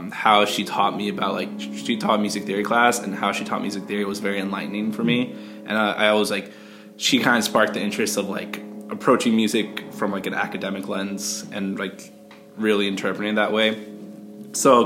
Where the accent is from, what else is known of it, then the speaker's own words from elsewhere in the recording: New Jersey, United States; moved away as an adult; also born or lived in Boston; I grew up in Jersey